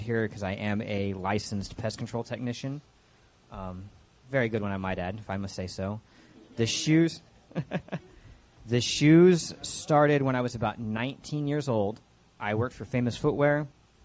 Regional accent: Fort Worth, Texas, United States; the Edna Gladney Center, which is where I was born in Fort Worth

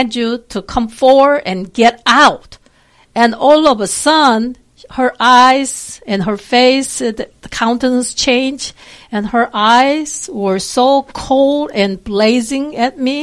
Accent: South Korea; English is a second language; now in Texas, United States; I am from South Korea. I've been here for quite a while, really, but I still have an accent

